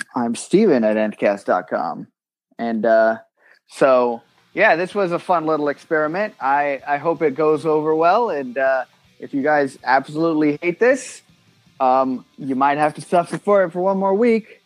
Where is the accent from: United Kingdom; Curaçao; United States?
United Kingdom; I'm British